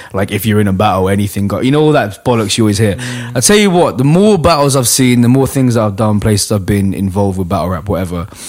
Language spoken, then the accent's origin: English; London, United Kingdom; I grew up in Hackney on the back streets